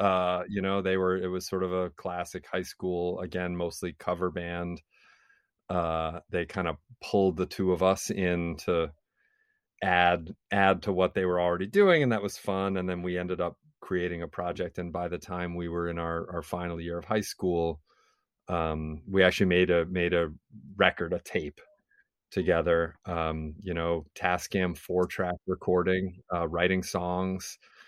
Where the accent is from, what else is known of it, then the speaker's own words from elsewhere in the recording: Oneida, United States; from Oneida